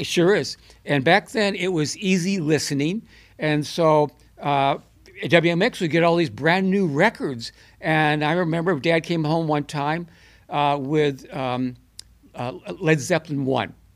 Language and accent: English; Buffalo, New York, United States; moved away; also born or lived in Mount Vernon, Illinois; I'm a New Yorker